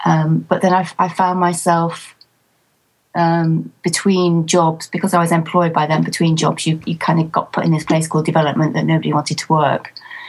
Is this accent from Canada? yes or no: no; Manchester, North West England, United Kingdom; born there; No. I was actually born in Manchester, which is in the northwest of England. And right from the age of four, I wanted to be a nurse.